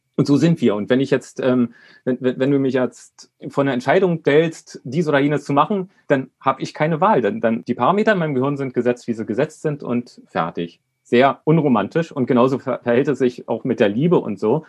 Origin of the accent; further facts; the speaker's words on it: Berlin, Germany; Ich bin ähm, 1970 in Berlin geboren